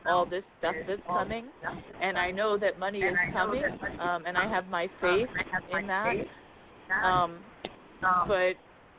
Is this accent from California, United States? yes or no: yes; San Diego, California, United States; from San Diego.